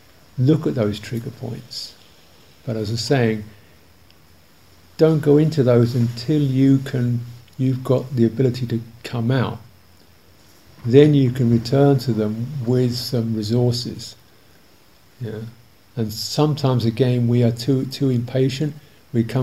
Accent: England, United Kingdom; I'm too English

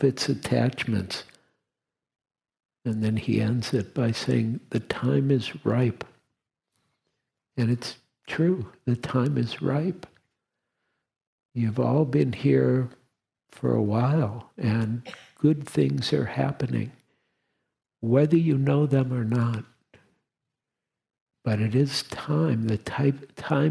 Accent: Detroit, Michigan, United States; moved away; I grew up in Detroit

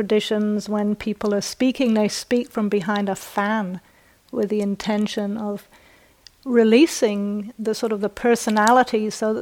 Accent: New Zealand; accent: British; moved away; also born or lived in United Kingdom; I was born in the UK, I was brought up in New Zealand, and my parents and ancestors are from the north of England. And just as a footnote, my British accent is not upper class

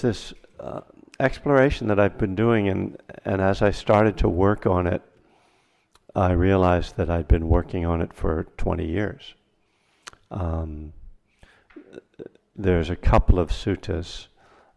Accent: East Coast, United States; now in Berkeley, United States; I'm from the East Coast, even though I live in Berkeley, California

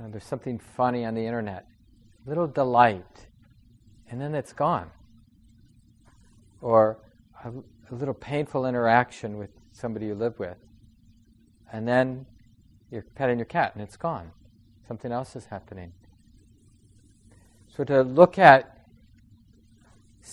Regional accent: Minneapolis, Minnesota, United States; I grew up in Minneapolis. I was born in St. Mary's Hospital

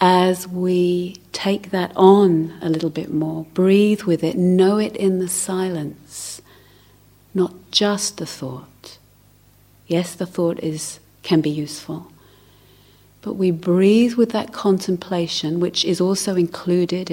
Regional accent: London, United Kingdom; I grew up in South London

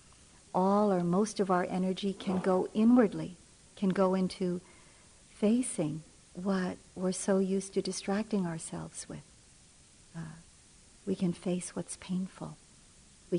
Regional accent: Philippines; moved away; I'm from the Philippines and was born there and did a large part of my maturing there

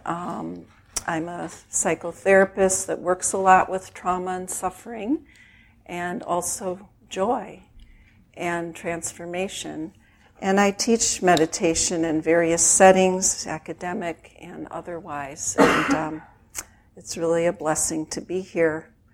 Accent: Chicago, Illinois, United States; I grew up in Chicago in a very traditional Jewish family

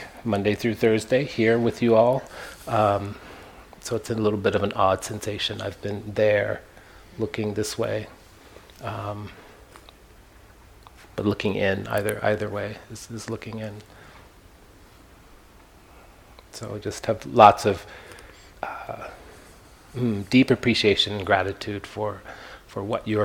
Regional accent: Kansas, United States; also born or lived in Palm Springs / Joshua Tree; now in San Francisco Bay Area, United States; Born and raised in Kansas, a red state of mind

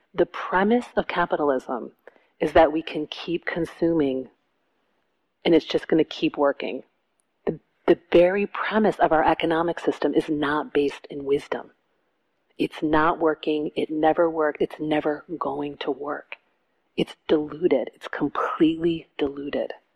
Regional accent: Detroit, Michigan, United States; I grew up in Detroit

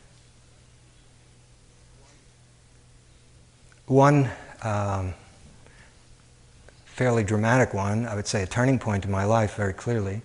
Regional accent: New York City, New York, United States; moved away as an adult; also born or lived in Chicago, United States / Cambridge, Massachusetts, United States; I grew up in Coney Island, where high school is 5 minutes away from the parachute jump

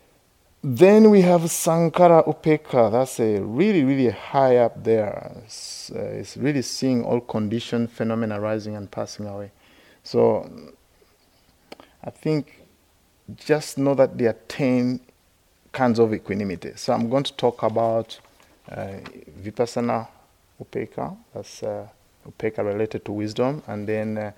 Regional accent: Uganda; moved away as an adult; also born or lived in India / West Virginia, United States; now in United States; I grew up in Uganda, so when you grew up in Uganda, you are all the same

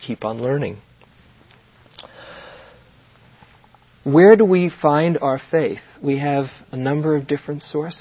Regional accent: New York City, New York, United States; our growing up in New York

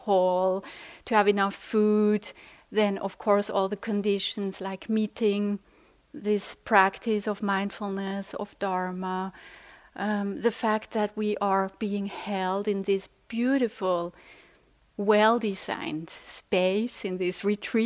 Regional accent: Switzerland; English is a second language; I'm from Switzerland

